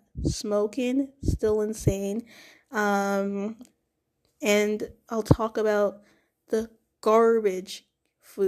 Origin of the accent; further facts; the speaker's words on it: Toronto, Ontario, Canada; I'm also from Toronto